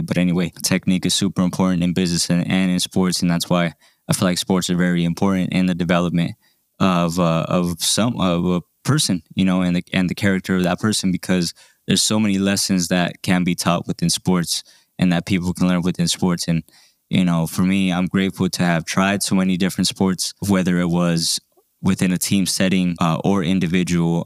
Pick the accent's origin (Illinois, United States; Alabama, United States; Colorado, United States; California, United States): Colorado, United States; Denver; I was a teenager growing up in South Denver